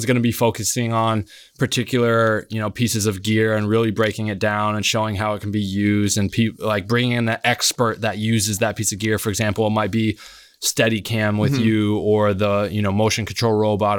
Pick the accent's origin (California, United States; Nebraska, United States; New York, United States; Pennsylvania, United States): Nebraska, United States; Like I'm the kid from Nebraska that I just need to go out here and work and get on set and create